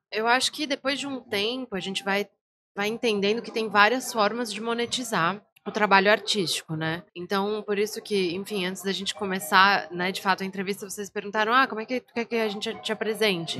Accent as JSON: {"language": "Portuguese", "town": "Florianópolis", "region": "Santa Catarina", "country": "Brazil", "tie": "born or raised there", "said": "minha família é do interior de Santa Catarina, mas eu nasci aqui em Floripa"}